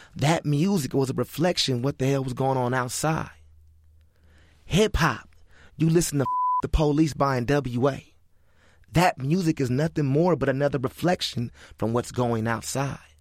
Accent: Crenshaw district, California, United States; We come from a different side. We come from the Crenshaw district.

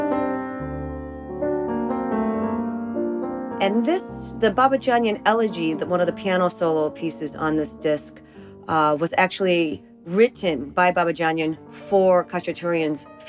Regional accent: United States; we're Armenian, and we have a strong sense of what it means to be Armenian, but we were born in the United States, so being American is a big part of who we are

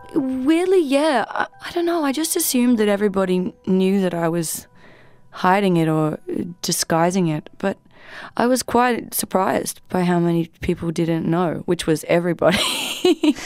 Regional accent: Australia; I am a musician from Australia

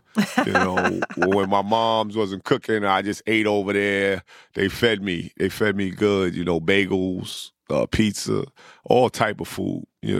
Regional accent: New York City, New York, United States; accent: New York; I grew up, from 1 to 9, I grew up in South Jamaica, Queens. And then I left and I moved to Lefrak City.

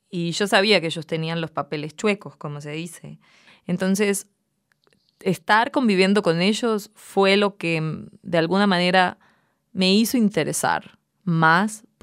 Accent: Montevideo, Uruguay; Yo crecí cerca de la Rambla, de la playa, en una ciudad donde, bueno, el viento te lleva volando.

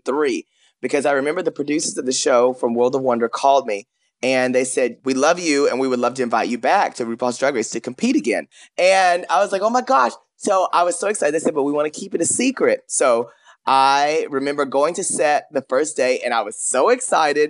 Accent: Paris, Texas, United States; I grew up in a small town. You remember, I'm from Paris, Texas.

